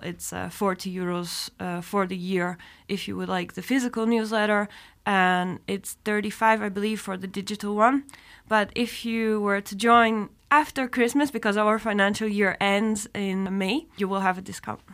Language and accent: English; Scotland, United Kingdom; moved away as an adult; also born or lived in Edinburgh / Atlanta, United States; now in Luxembourg; I was born in Scotland